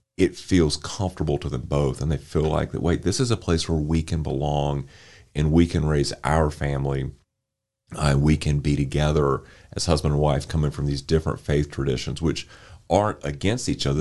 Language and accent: English; Winston-Salem, North Carolina, United States; I grew up here in Winston Salem